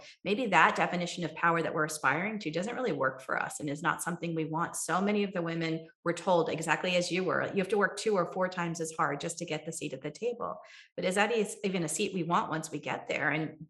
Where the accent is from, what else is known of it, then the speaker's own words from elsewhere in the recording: Kerala, India; now in United States; I come from Kerala, India, right? where Ayurveda was born.